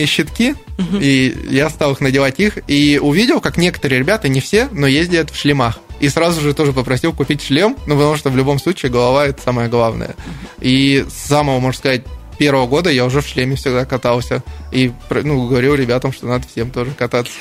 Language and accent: Russian; Novokuznetsk, Kemerovo Oblast, Russia; now in Krasnoyarsk, Russia; Я сам родился в Новокузнецке